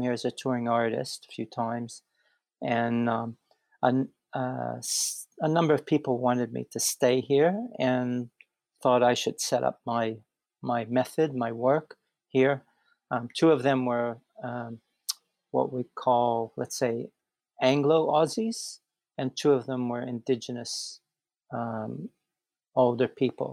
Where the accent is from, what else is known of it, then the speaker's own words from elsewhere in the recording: Pittsburgh, Pennsylvania, United States; moved away as an adult; now in Brisbane, Australia; I'm from Pittsburgh, Pennsylvania